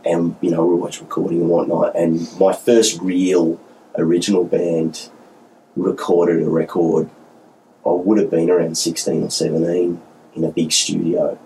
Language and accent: English; Newcastle, New South Wales, Australia; moved away as an adult; now in Melbourne, Australia; I grew up in Newcastle